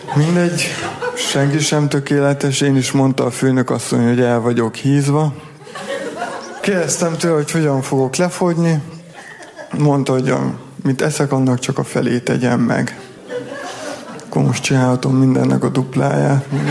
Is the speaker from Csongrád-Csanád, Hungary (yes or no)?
yes; Szentes, Csongrád-Csanád, Hungary; moved away; Én ott születtem